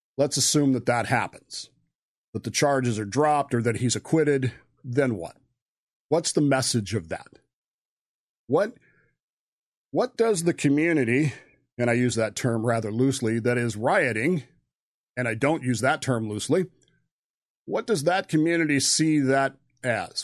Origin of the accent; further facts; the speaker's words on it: Modesto, California, United States; Modesto, California